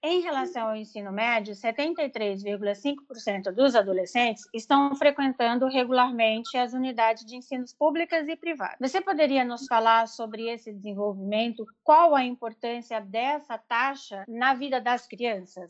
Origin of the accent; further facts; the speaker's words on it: Iguatu, Ceará, Brazil; also born or lived in Vila Guassussê, Orós, Ceará; que é vizinha a Iguatu, de onde eu nasci